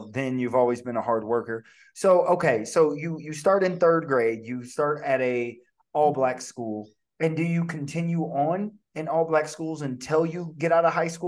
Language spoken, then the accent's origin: English; Alton, Illinois, United States; moved away as an adult; also born or lived in Champaign, Illinois / Texas; I'm actually from Alton, Illinois originally. I was born there, lived there till I was about nine. Then we moved over to Champaign.